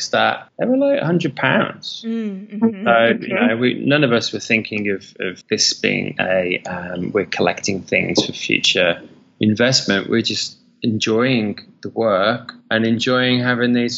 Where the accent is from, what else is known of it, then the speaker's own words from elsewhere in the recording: United Kingdom; moved away as an adult; also born or lived in London / Sydney; now in Bali, Indonesia; being a Brit and growing up in the UK